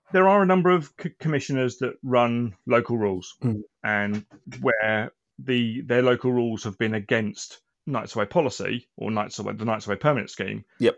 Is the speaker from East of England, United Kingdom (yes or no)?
no; Aldershot, South East England, United Kingdom; now in Milton Keynes, United Kingdom; I grew up and started in Aldershot, and then when I moved around the country